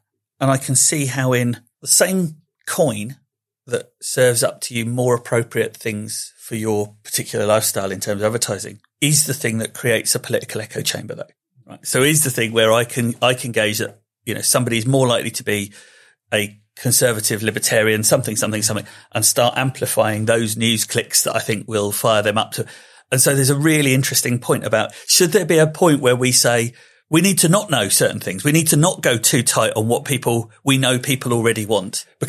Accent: Slough, South East England, United Kingdom; I mean, I am from Slough. I was born there. I'm fine.

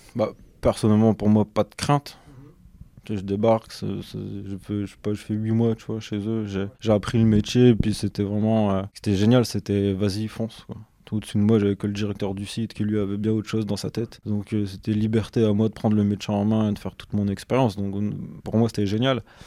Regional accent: Douai, Hauts-de-France, France; also born or lived in Lens / Valenciennes / Lille metropolitan area; je suis originaire euh, de Lens. J'ai grandi à Douai

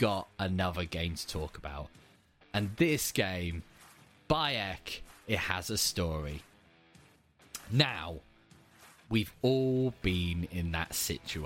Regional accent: England, United Kingdom; I'm from a city that used to be the capital of England, so we get a lot of tourists

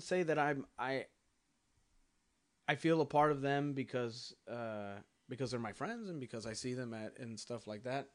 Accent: California, United States; I'm from California

